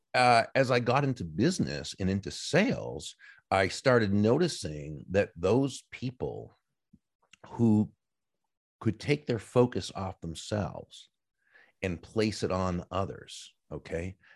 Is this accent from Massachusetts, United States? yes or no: yes; Massachusetts, United States; moved away as an adult; now in Florida, United States; I grew up in, in Massachusetts in the, uh, in the, uh, U S